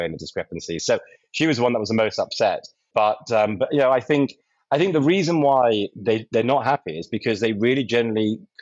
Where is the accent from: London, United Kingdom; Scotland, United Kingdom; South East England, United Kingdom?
London, United Kingdom; I'm a Brit from London